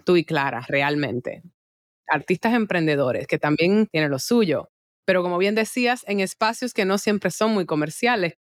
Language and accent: Spanish; Dominican Republic; acá en mi país